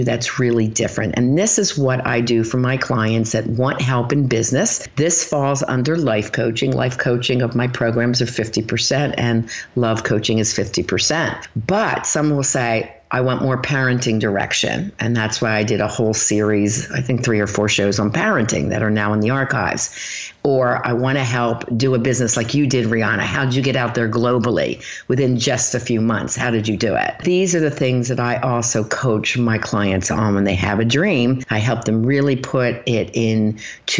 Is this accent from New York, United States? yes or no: no; Philadelphia, Pennsylvania, United States; moved away; also born or lived in Erie, Pennsylvania; I'm from Philly